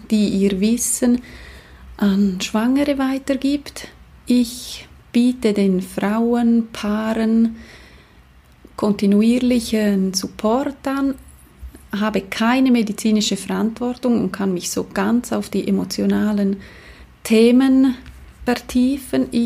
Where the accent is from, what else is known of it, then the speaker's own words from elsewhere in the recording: Chur, Graubünden, Switzerland; Ich bin aus Chur, bin Dula, ähm, Geburtsbegleiterin und Mama von drei Kindern.